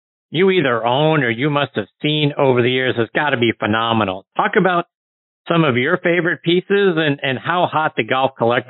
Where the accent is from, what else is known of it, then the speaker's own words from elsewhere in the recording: Penn Hills, Pennsylvania, United States; in Monroeville, which is just outside of Pittsburgh, right next to my hometown of Penn Hills.